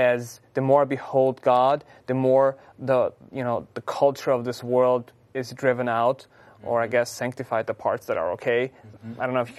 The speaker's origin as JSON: {"language": "English", "country": "Austria", "moved": "yes", "lives_now": "United States", "said": "even if I'm Austrian, but, I'm over here"}